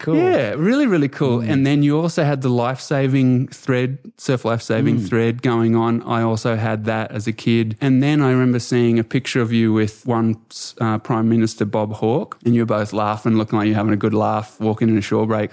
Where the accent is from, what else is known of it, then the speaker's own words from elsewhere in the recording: Australia; I was born into here in Australia in the, you know, a few decades later in the nineties. That's when I was growing into it.